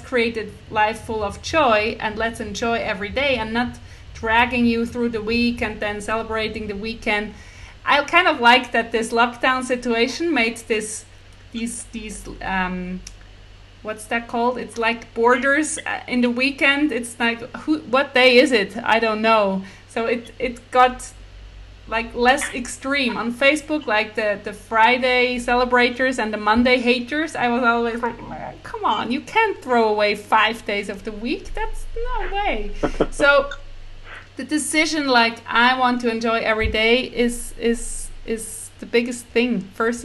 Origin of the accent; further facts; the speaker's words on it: Switzerland; I'm from Switzerland